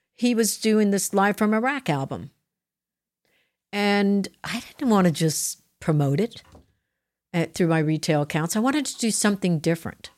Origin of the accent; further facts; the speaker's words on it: New Jersey, United States; I'm from Jersey